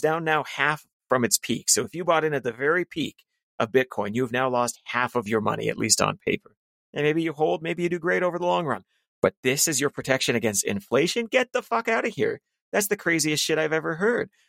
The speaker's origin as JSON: {"language": "English", "country": "Canada", "said": "as a Canadian"}